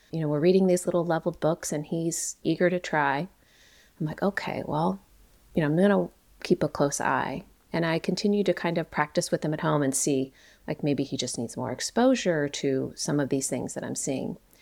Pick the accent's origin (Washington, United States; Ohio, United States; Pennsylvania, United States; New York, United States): Ohio, United States; I grew up in Ohio